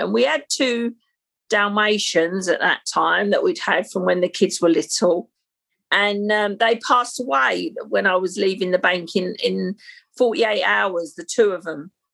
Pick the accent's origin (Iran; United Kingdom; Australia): United Kingdom; London; I'm a Londoner. You would never guess by the accent, I guess. So, born and bred, I've lived in London, but and worked in London all my life. So, I was born in the 60s um, and I was born in Battersea in South London